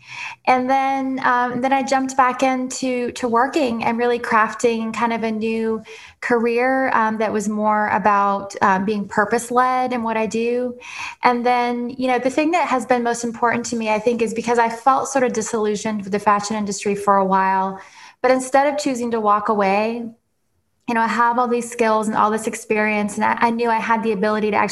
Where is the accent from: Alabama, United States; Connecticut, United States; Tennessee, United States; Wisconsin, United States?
Tennessee, United States; Nashville; moved away as an adult; also born or lived in London / Paris / New York / Ohio; originally I grew up in Nashville, born and raised